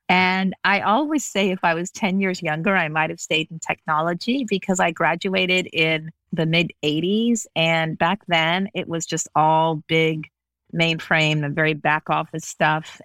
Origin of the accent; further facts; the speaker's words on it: Las Vegas, Nevada, United States; also born or lived in Los Angeles / Beirut; I grew up in Las Vegas.